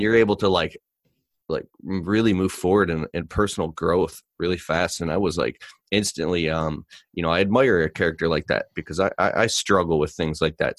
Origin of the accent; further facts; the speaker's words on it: Michigan, United States; I'm from Michigan